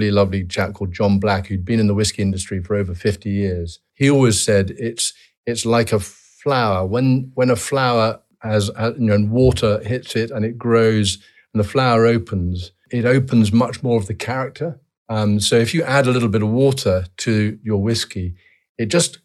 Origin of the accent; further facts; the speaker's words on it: Edinburgh, Scotland, United Kingdom; I was born at home in Redford near the barracks.